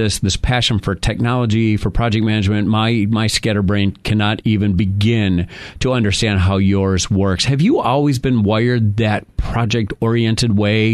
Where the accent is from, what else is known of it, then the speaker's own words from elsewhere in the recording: New York, United States; We grew up in New York